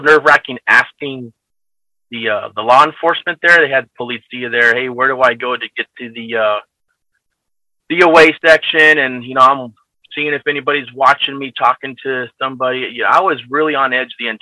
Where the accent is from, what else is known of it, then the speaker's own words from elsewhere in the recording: United States; moved away as an adult; also born or lived in California / Naples, Italy; now in Italy; I'm an American